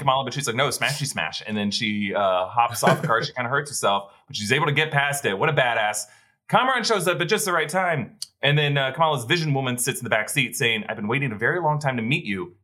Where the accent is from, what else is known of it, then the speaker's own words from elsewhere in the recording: the South, United States; growing up in the South, I've been to quite a few family reunions